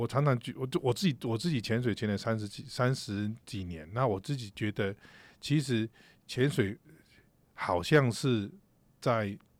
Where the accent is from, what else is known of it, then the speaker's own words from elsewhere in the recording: Taichung, Taiwan; 从小 在 台中